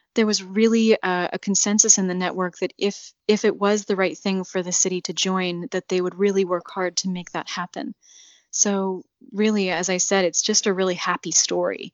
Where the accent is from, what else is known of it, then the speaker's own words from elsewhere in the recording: United States; now in Iraq; I am an American